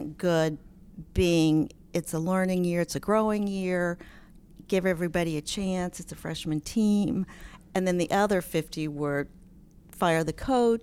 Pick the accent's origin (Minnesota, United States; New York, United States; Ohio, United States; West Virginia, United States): West Virginia, United States; Morgantown; I grew up in Morgantown, and went to Morgantown High School